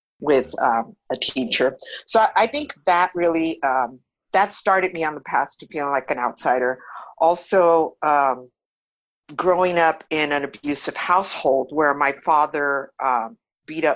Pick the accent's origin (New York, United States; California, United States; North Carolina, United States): California, United States; Los Angeles; first language Spanish; English is a second language; I grew up in East